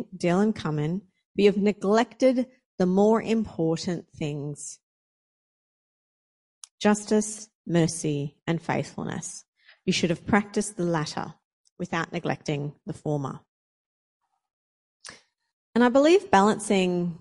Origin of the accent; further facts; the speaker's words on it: Australia; moved away as an adult; now in Brisbane, Australia; I moved from my hometown down the coast up here to Brisbane to go to Bible college.